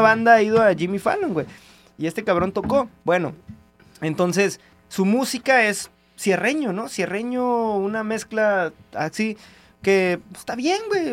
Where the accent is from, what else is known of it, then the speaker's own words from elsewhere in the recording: Tijuana, Baja California, Mexico; de donde soy, güey, de Tijuana